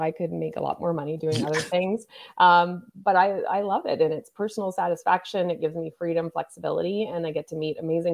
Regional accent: Nova Scotia, Canada; I grew up in Nova Scotia

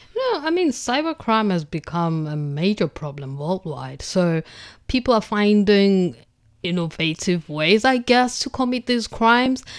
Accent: Durban, KwaZulu-Natal, South Africa; now in Beijing, China; I come from Durban in South Africa, which is a coastal city on the east coast of South Africa

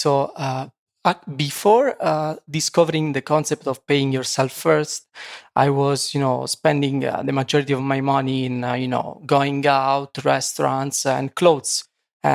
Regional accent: Sulmona, Abruzzo, Italy; English is a second language; moved away as an adult; now in Poland; and I'm from Italy, 31 years old. So from Italy, basically, I grew up in a small city in the center of Italy. It's called Sulmona, like, you know, with 25,000 citizens. And after, you know, my Erasmus in Poland, I decided to move permanently from Italy to Poland.

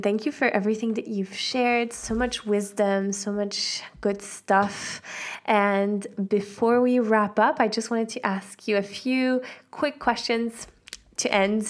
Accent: Switzerland; Switzerland. Yeah, not from the Alps, but I'm from Switzerland.

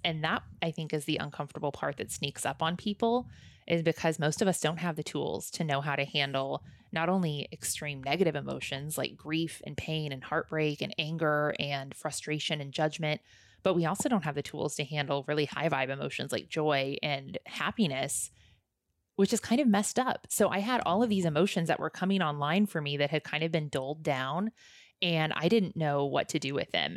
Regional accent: Midwest, United States; moved away; I grew up in the Midwest, so I grew up in the Bible Belt

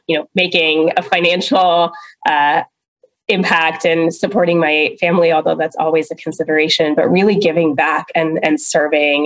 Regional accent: East Coast, United States; moved away as an adult; also born or lived in West Virginia / India (parents); now in California, United States; I was born in West Virginia, oddly enough, but then spent most of my life on the East Coast

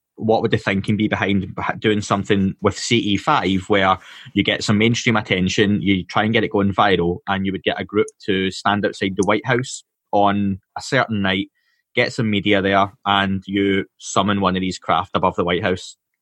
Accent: Scotland, United Kingdom; being Scottish

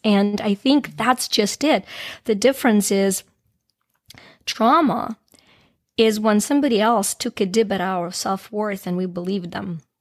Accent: Ukraine; moved away; I grew up in Ukraine back when it was a part of the Soviet Union. Um, I left shortly after it became independent.

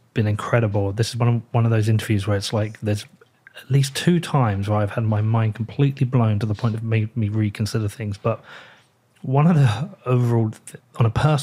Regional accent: United Kingdom; I'm British

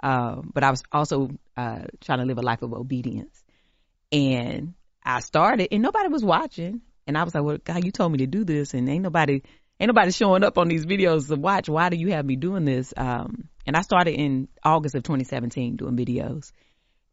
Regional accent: the South, United States; We're enough just as we are, even if we're from the country, even if we're from the South.

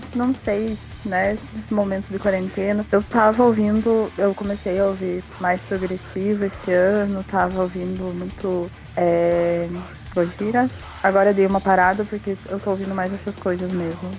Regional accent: Curitiba, Paraná, Brazil; eu sou de Curitiba.

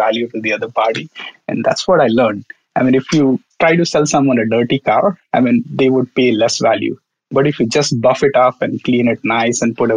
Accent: a small town near Mumbai, Maharashtra, India; moved away as an adult; now in Mountain View, United States; I grew up in India, back in India, a small town near Mumbai

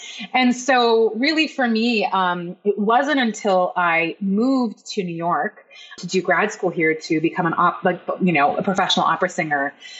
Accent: Vancouver, British Columbia, Canada; also born or lived in Iran; But my story is that I was born in Iran. I'm Iranian, and my family immigrated to Canada, to Vancouver, Canada, which is where you live, the best city on earth.

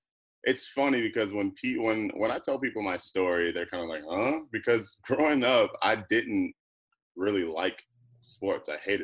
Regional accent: Phoenix, Arizona, United States; also born or lived in Las Vegas / Texas / California / Alaska; Obviously, I was born in Vegas, so I lived in Vegas. and then, Arizona. So I've just been all over. And then growing up, I went to, a little bit of junior high school, in high school in Phoenix, Arizona.

